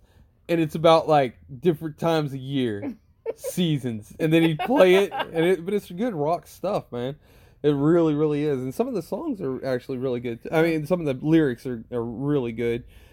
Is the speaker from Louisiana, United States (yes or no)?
yes; South Louisiana, United States; I'm from South Louisiana